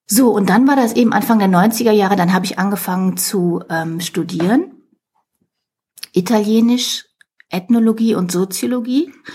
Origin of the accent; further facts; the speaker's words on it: near Cologne, North Rhine-Westphalia, Germany; Ich bin also äh, in Deutschland geboren, in der Nähe von Köln.